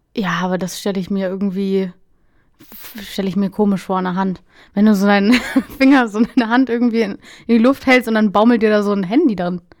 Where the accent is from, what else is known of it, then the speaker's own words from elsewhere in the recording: Lower Saxony, Germany; ich, bin ja auch Norddeutscher